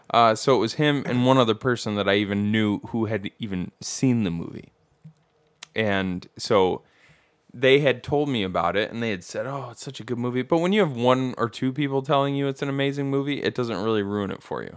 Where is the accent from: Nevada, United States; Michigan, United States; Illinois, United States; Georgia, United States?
Michigan, United States; Bad Axe; I grew up in Bad Axe